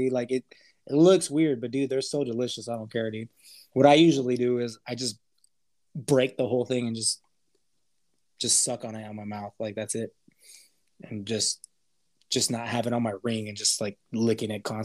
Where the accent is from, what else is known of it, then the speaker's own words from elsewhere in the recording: El Paso, Texas, United States; Or where we grew up in El Paso, Texas. It's a border city. Our parents are Hispanic.